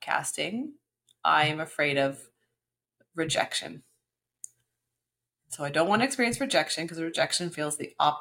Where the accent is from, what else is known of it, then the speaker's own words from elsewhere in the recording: Canada; now in Tulum, Mexico; As a Canadian